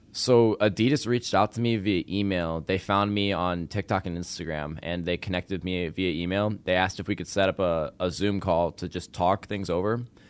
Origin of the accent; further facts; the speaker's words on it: Arlington Heights, Illinois, United States; also born or lived in South Loop, Chicago; now in Chicago, United States; I grew up in Arlington Heights, and I moved to South Loop three years ago